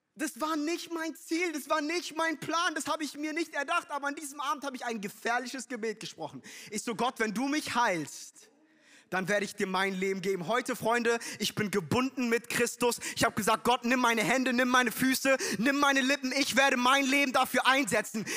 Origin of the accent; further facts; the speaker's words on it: Frankfurt, Hesse, Germany; ich bin in Frankfurt groß geworden